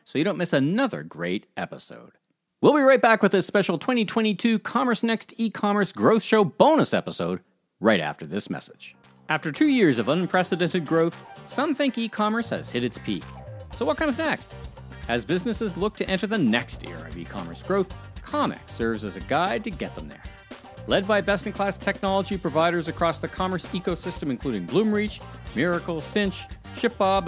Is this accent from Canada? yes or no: yes; Canada; I'm Canadian